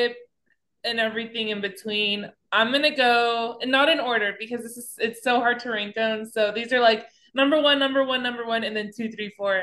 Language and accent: English; Texas, United States; coming from a Texan